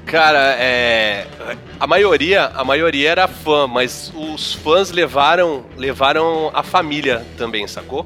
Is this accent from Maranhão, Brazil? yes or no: no; Santos, São Paulo, Brazil; moved away; also born or lived in Rio de Janeiro; eu mudei pra Santos de novo, porque eu nasci aqui